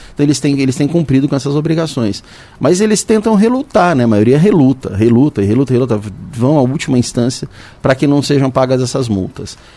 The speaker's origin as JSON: {"language": "Portuguese", "town": "São José dos Campos", "region": "São Paulo", "country": "Brazil", "tie": "born or raised there", "said": "eu nasci aqui. Estou na, na, cidade desde quando eu nasci, tive a oportunidade de morar fora, mas eu não saio daqui de jeito nenhum."}